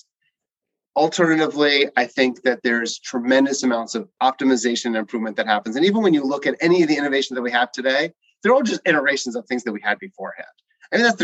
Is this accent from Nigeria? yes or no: no; New Rochelle, New York, United States; I grew up in New Rochelle, New York